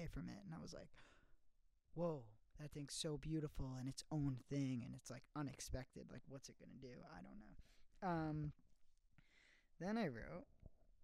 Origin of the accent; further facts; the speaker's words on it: New York City, New York, United States; I am in Staten Island, New York, my hometown, living in my childhood home